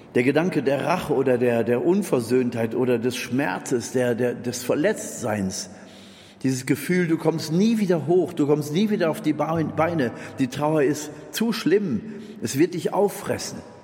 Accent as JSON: {"language": "German", "country": "Germany", "said": "ich als Deutscher"}